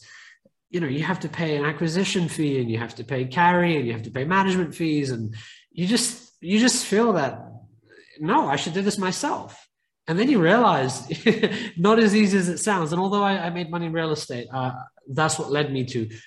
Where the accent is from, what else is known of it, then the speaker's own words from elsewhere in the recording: United Kingdom; now in San Francisco, United States; my family originally came to the UK, as you can probably tell by my accent. So they were refugees. And I grew up in quite a poor neighborhood